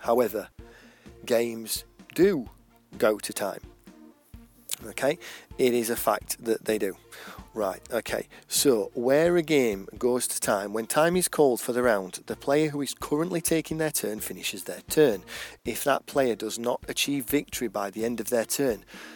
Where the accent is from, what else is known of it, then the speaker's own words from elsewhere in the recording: England, United Kingdom; accent: English; I'm English, it's pretty clear from my accent